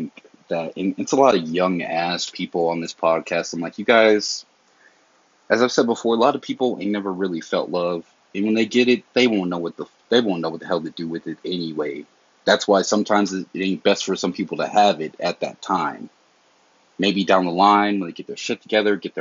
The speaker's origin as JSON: {"language": "English", "region": "the South", "country": "United States", "said": "I'm from the South"}